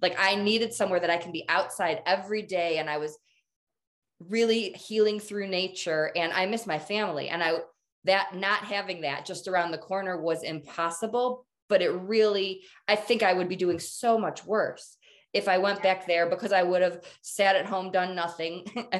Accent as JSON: {"language": "English", "region": "Michigan", "country": "United States", "moved": "as an adult", "lives_now": "Colorado, United States", "said": "I'm from Michigan. So I'm from the Midwest. I moved to Colorado to marry Jim, but I made the choice to stay here"}